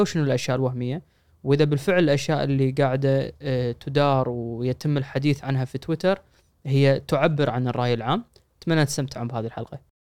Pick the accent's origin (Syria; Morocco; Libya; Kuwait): Kuwait; عندنا بالكويت